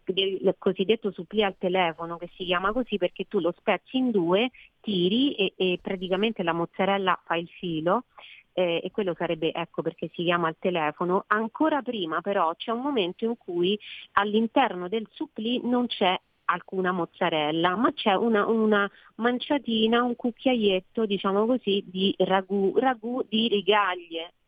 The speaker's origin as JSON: {"language": "Italian", "town": "Rome", "region": "Lazio", "country": "Italy", "said": "io sono romana"}